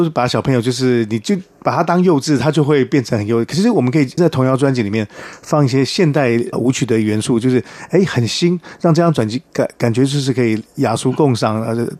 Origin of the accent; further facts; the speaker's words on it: Taiwan; 那我是客家人，本来不太会讲